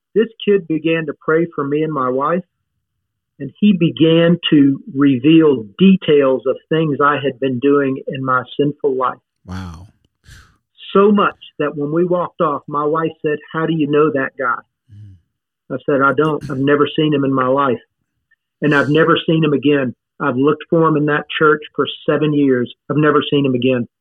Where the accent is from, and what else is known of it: Baton Rouge, Louisiana, United States; born or raised there; also born or lived in Michigan